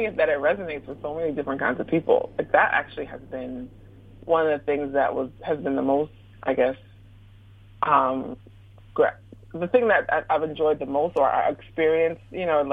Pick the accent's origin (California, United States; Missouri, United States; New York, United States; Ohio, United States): New York, United States; Brooklyn; moved away as an adult; also born or lived in West Lafayette, Indiana; I'm from Brooklyn